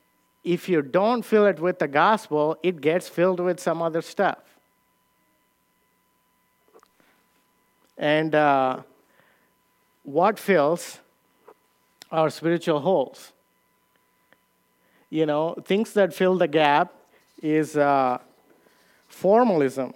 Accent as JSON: {"language": "English", "country": "India", "moved": "yes", "said": "I came from India"}